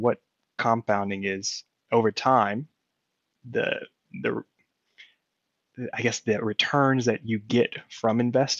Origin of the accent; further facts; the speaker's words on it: Louisiana, United States; moved away; They both live back in my hometown in Louisiana